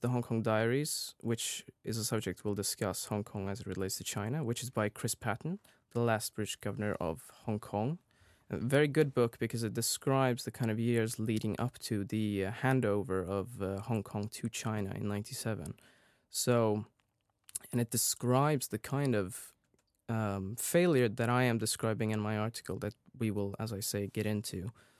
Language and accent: English; Sweden; Yes, so as you said … I'm from Sweden.